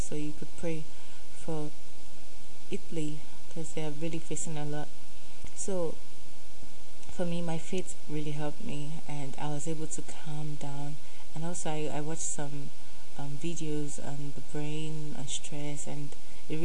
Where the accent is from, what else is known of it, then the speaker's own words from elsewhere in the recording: Nigeria; accent: Nigerian; I have the Nigerian self in me, so, and I have the Pidgin self also. And I have the Yoruba self